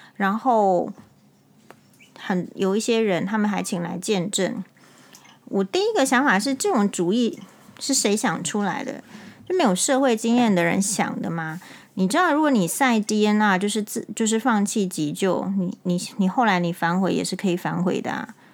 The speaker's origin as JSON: {"language": "Chinese", "country": "Taiwan", "said": "因为我是台湾人"}